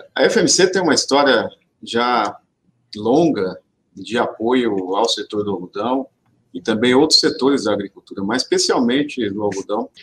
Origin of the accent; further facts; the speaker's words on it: interior of São Paulo, Brazil; Eu sou aqui do interior de São Paulo, sou filho de agricultor também.